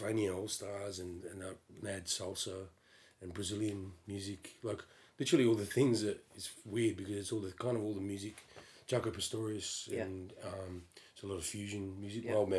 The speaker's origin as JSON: {"language": "English", "town": "Perth", "region": "Western Australia", "country": "Australia", "said": "Yes, I am from Perth, Western Australia."}